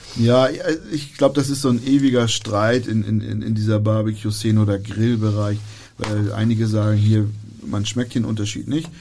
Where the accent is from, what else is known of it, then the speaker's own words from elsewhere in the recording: Germany; wir als Deutsche